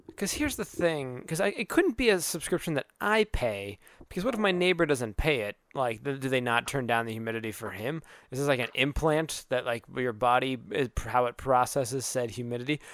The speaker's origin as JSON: {"language": "English", "region": "Arizona", "country": "United States", "moved": "yes", "said": "I am from Arizona, where humidity is not a thing."}